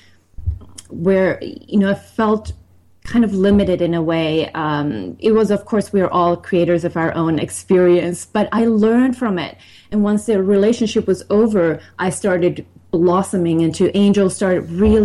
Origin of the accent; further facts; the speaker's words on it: Finland; also born or lived in Sweden; now in United States; I was born in Sweden and grew up in Finland